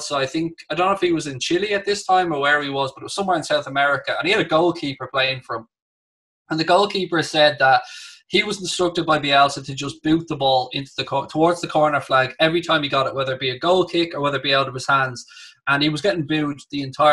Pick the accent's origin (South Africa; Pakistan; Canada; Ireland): Ireland; being Irish